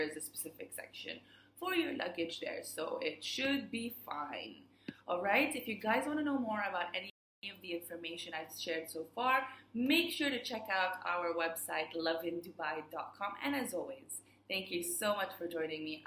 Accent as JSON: {"language": "English", "country": "Bahrain", "moved": "yes", "lives_now": "Dubai, United Arab Emirates", "said": "today I am going live from Bahrain. I'm here on a little visit back home, and we'll be back in Dubai next week."}